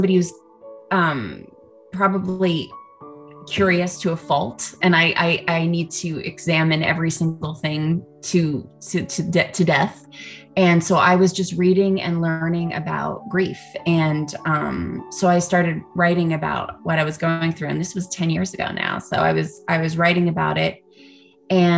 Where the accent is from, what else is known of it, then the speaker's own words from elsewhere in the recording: Canada; now in Los Angeles, United States; I am a Canadian born actress